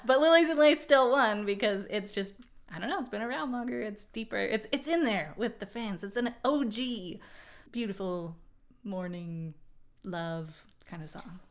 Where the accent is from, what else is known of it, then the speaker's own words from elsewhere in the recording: Portland, Oregon, United States; now in North Carolina, United States; I'm from Portland, Oregon originally, and I now live on the East Coast. I'm in North Carolina